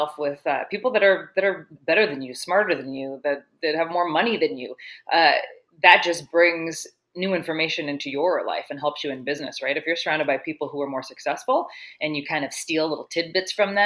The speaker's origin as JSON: {"language": "English", "town": "Toronto", "region": "Ontario", "country": "Canada", "said": "I'm from Toronto, Ontario"}